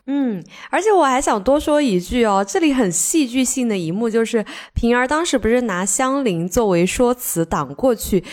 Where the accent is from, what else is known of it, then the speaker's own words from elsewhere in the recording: Sichuan, China; accent: Sichuanese; 我们四川话